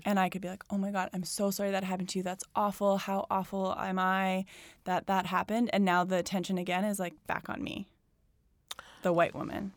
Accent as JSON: {"language": "English", "town": "Calgary", "region": "Alberta", "country": "Canada", "tie": "born or raised there", "moved": "yes", "lives_now": "Toronto, Canada", "said": "I grew up in Calgary, which is, like, suburbville, like, forever."}